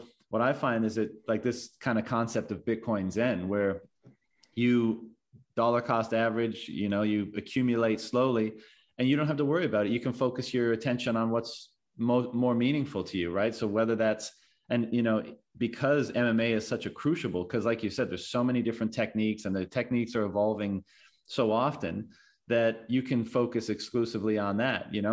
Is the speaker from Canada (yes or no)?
yes; Newfoundland and Labrador, Canada; moved away; I'm from Newfoundland originally